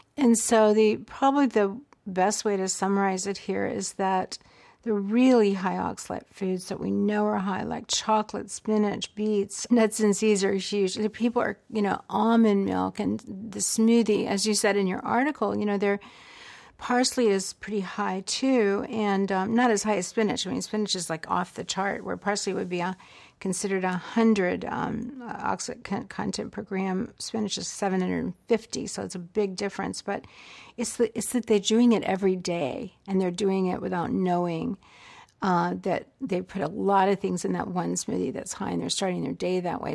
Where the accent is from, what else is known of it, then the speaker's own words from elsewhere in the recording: the American South, United States; I grew up in the South